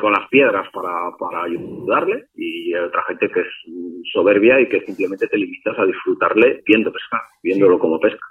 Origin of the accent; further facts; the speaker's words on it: Spain